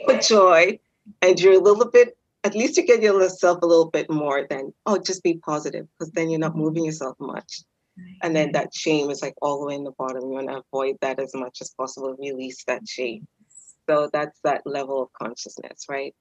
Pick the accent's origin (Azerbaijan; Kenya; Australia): Kenya; I'm Kenyan